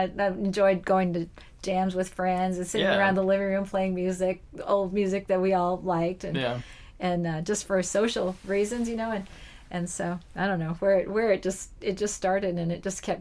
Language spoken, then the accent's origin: English; North Dakota, United States; moved away; I grew up in North Dakota